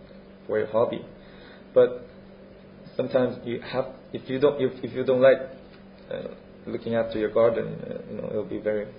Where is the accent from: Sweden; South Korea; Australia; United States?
South Korea; Seoul; English is a second language; now in Bournemouth, United Kingdom; I'm from Seoul, capital of South Korea.